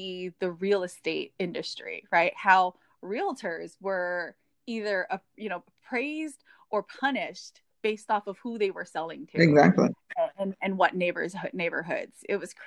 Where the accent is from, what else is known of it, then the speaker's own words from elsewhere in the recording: Hawaii, United States; I grew up in Hawaii